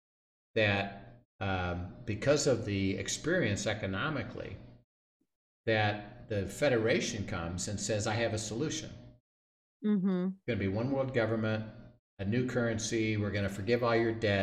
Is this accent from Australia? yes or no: no; United States